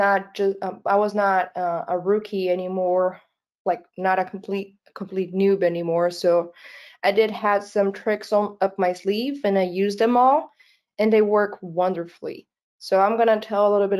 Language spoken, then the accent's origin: English; Brazil; English is a second language; I am not a natural born English speaker. It's not my first language. I'm from Brazil, actually. I live most of my time in Brazil